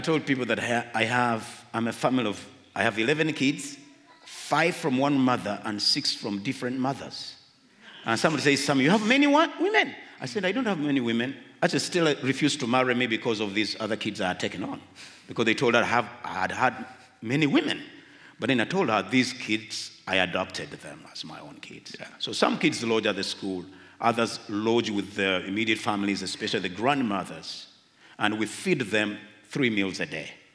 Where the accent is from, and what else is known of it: Uganda